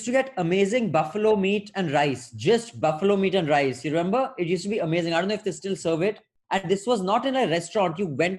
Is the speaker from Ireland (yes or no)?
no; Delhi, India; born or raised there